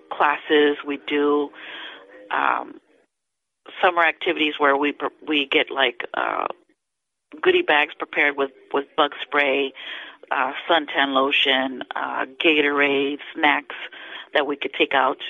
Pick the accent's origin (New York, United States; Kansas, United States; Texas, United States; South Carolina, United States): Texas, United States; Houston; moved away as an adult; now in Brownsville, United States; I'm originally from Houston